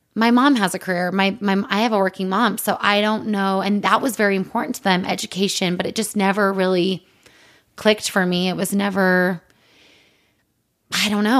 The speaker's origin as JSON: {"language": "English", "town": "Provo", "region": "Utah", "country": "United States", "said": "we're both from Provo."}